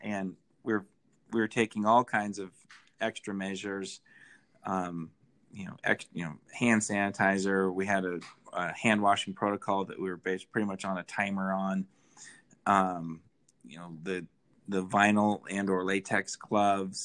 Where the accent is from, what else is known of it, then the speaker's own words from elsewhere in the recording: Idaho, United States; moved away as an adult; now in Salt Lake City, United States; I haven't actually lived here my whole life. I'm originally from Idaho